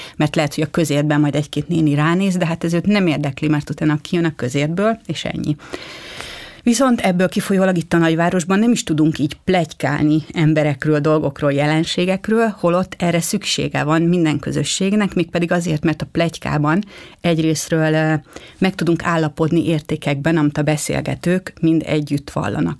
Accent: Budapest, Hungary; tőzsgyökeres budapestiként

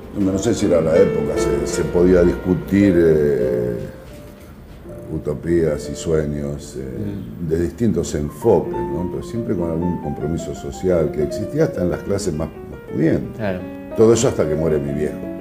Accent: Rosario, Santa Fe, Argentina; soy rosarino hasta la muerte

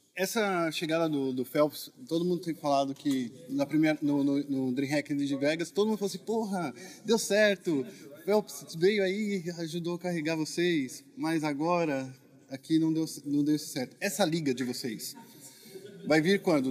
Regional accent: Brazil; a gente é brasileiro

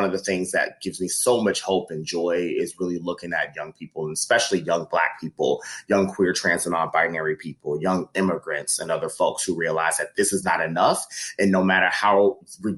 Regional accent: Midwest, United States; as a Midwesterner

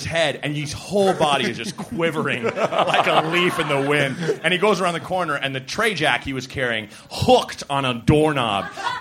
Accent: Portland, Oregon, United States; moved away as an adult; also born or lived in Evanston, Illinois / New York; now in Chicago, United States; I grew up in Portland, but then I went straight to Chicago.

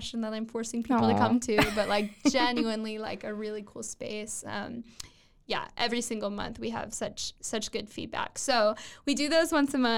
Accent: Waco, Texas, United States; Waco is my hometown

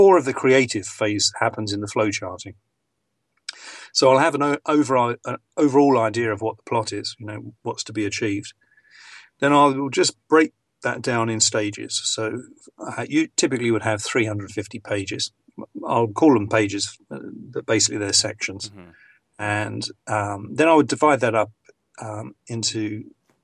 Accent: England, United Kingdom; accent: received pronunciation; I'm English

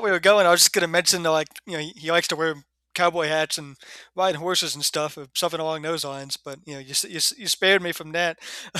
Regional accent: New Jersey, United States; born or raised there; now in Texas, United States

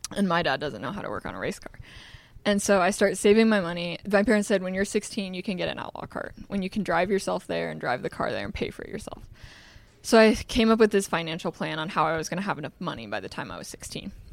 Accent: Des Moines, Iowa, United States; also born or lived in Carlisle, Iowa; We grew up in Des Moines, but I went to school in a small town called Carlisle.

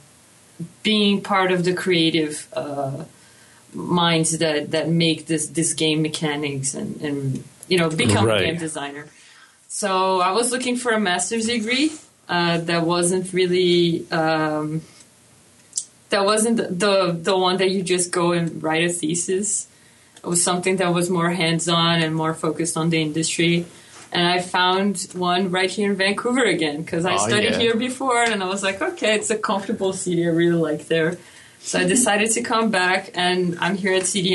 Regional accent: Brazil; moved away as an adult; now in Canada; I'm from Brazil

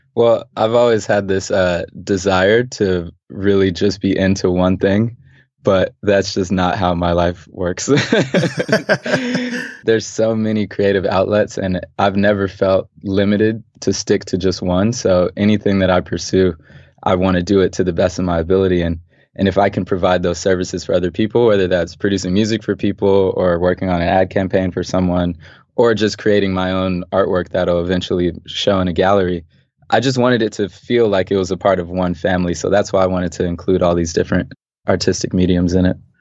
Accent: Los Angeles, California, United States; Growing up in L A, yeah, I grew up in South Central, specifically Manchester and Vermont

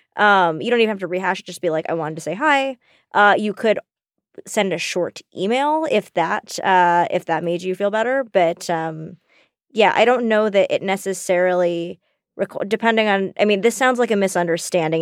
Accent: the South, United States; moved away; We grew up in the South

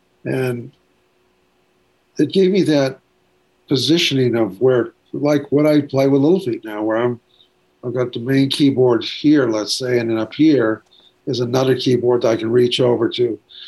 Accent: Ventura, California, United States; also born or lived in Waco, United States; I grew up I was born in Texas, Waco, or Waco as I've called it for years. But from 2 years of age on, I was in Ventura, California, which is on the coast.

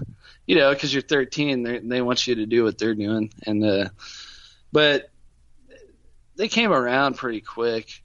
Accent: Wichita, Kansas, United States; I grew up on like West Wichita

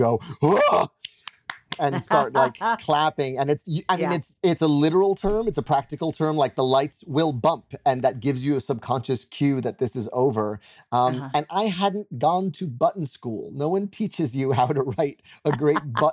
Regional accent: New York City, New York, United States; I'm a New Yorker

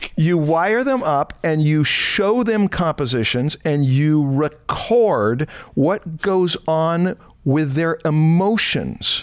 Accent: Anaheim, California, United States; I was raised in Anaheim, right near Knott's Berry Farm

